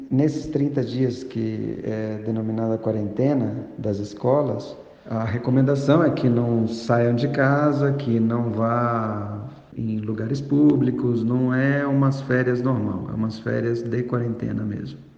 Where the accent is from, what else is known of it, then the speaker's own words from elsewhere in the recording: Brazil; now in Mexico; eu, como brasileiro, estava acostumado no Brasil